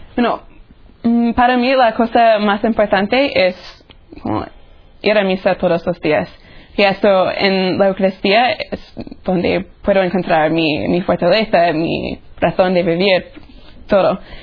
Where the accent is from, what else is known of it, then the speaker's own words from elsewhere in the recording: Tallahassee, Florida, United States; moved away as an adult; now in Rome, Italy; soy de Tallahassee, Florida